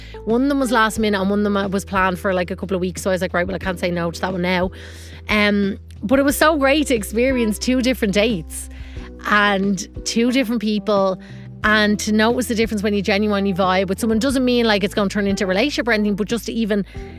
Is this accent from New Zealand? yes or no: no; Ireland; moved away as an adult; now in Los Angeles, United States; as an Irish person to live up north